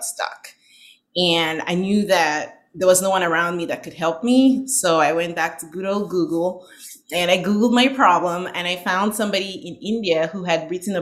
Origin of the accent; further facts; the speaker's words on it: Northern Nigeria, Nigeria; moved away as an adult; now in United States; I was born and raised in Nigeria